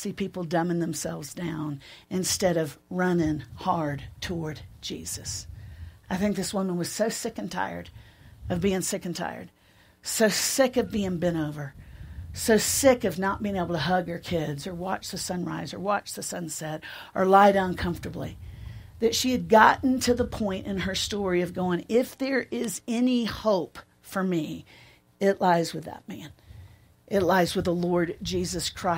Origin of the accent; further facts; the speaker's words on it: Nashville, Tennessee, United States; I'm from Nashville